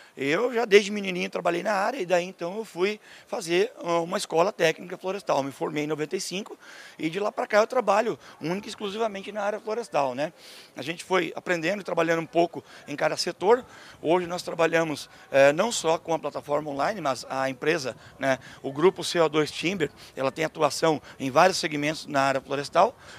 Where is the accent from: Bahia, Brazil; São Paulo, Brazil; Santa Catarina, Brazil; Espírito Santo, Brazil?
Santa Catarina, Brazil; Canoinhas; eu sou brasileiro, sou de Santa Catarina